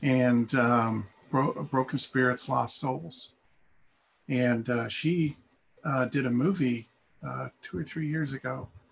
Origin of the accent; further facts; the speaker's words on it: Castleton, Vermont, United States; I grew up in Castleton, Vermont